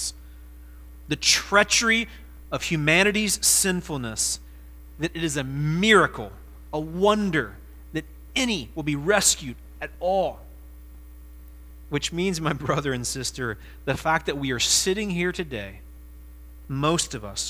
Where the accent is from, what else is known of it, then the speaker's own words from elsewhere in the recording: Ohio, United States; moved away as an adult; also born or lived in South Carolina; I'm an Ohioan. This was where I'm from, and this is where I belong